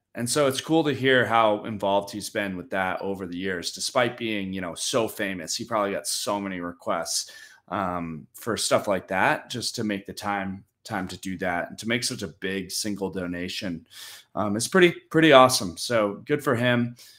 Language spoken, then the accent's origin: English; New York, United States; my hometown team of so many championships